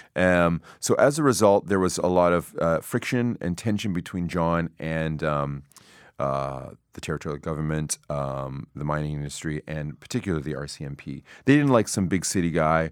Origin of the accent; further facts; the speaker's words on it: Toronto, Ontario, Canada; also born or lived in Yellowknife; I was from Toronto